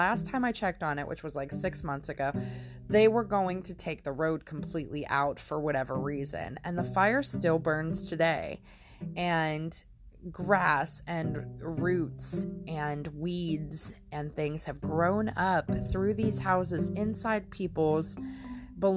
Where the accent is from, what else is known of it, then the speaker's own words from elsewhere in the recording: Pennsylvania, United States; I'm from Pennsylvania